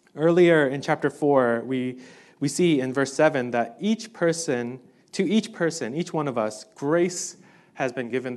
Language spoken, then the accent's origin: English; New York City, New York, United States; I grew up in New York City